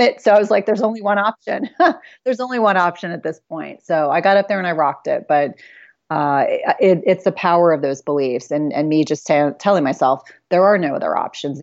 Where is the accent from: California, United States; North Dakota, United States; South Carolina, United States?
South Carolina, United States; I was born in South Carolina